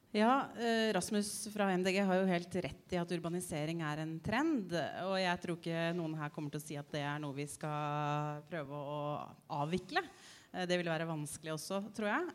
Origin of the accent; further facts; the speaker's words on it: Asker, Akershus, Norway; der jeg vokste opp i Asker